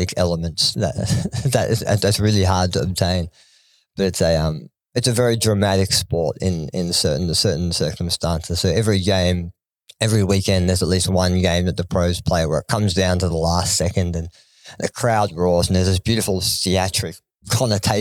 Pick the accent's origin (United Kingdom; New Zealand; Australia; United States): Australia; Laceby, Victoria; I grew up in a place called Laceby. It's a place that no one will ever know because the population is about six, and most of it is my family. But I grew up a country boy. And so the nearest big town to us was a place called Wangaratta